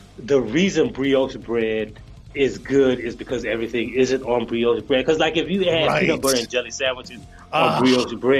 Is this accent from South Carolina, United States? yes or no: yes; South Carolina, United States; I am from South Carolina